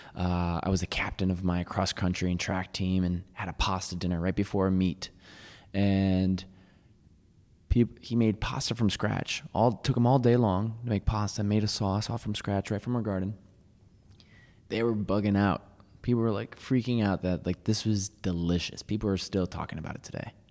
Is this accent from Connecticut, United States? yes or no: yes; Waterbury, Connecticut, United States; moved away; also born or lived in New York City; I grew up in Waterbury, Connecticut